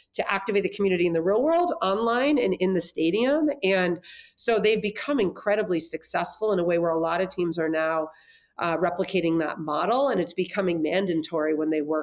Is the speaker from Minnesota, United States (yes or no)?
no; Los Angeles, California, United States; also born or lived in Durham, North Carolina; I grew up in the San Fernando Valley